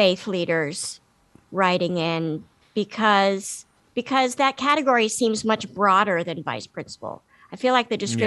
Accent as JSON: {"language": "English", "town": "Washington", "region": "District of Columbia", "country": "United States", "tie": "born or raised there", "said": "I grew up in Washington, D.C."}